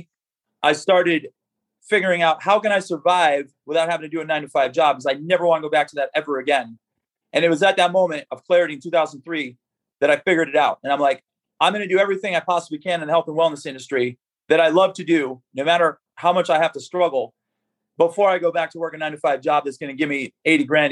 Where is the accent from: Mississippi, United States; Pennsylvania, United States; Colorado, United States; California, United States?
Pennsylvania, United States; Falls; moved away; I grew up in Northeast Pennsylvania, a small town called Falls, PA